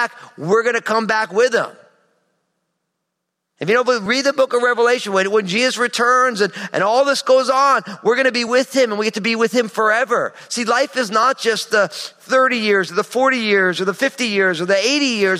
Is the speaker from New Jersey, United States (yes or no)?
yes; New Jersey, United States; in the wintertime in my home state of New Jersey, we would play these crazy epic snow football games